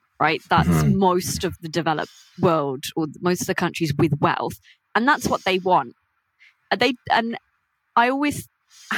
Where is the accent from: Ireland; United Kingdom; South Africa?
United Kingdom; I have Indian heritage. I grew up in Britain, but my parents are Indian